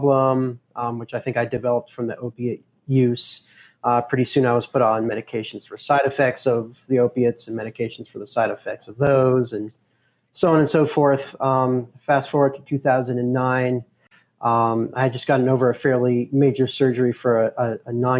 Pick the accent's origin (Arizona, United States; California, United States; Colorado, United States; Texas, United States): Colorado, United States; Boulder; I was born and raised in Boulder, Colorado